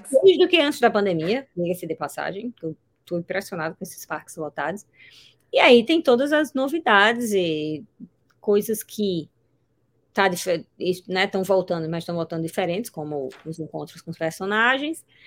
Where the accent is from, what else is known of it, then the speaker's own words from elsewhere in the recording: Brazil; now in Orlando, United States; o que eu mais gosto daqui é viver como brasileira